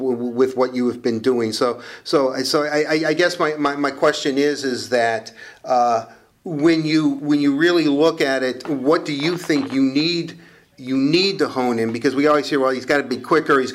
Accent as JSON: {"language": "English", "town": "Detroit", "region": "Michigan", "country": "United States", "tie": "born or raised there", "said": "I was born and raised here in Detroit"}